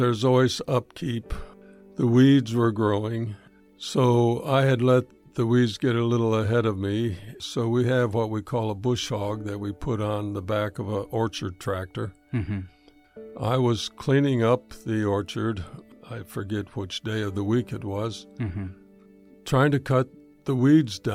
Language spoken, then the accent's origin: English; Berrien Springs, Michigan, United States; moved away as an adult; also born or lived in Detroit area, Michigan; moved back from the Detroit area to where both my wife and I were raised here in Berrien Springs.